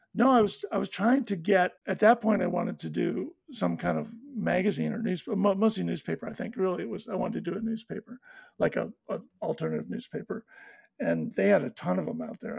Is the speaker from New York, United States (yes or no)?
yes; Buffalo, New York, United States; also born or lived in Larchmont, New York; I grew up and went to school and high school, graduated from high school in a suburb of Buffalo